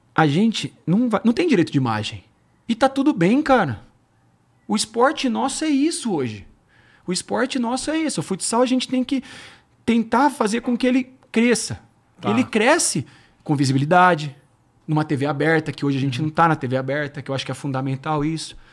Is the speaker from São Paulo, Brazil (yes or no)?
yes; Campinas, São Paulo, Brazil; Eu joguei no Guarani, eu sou de Campinas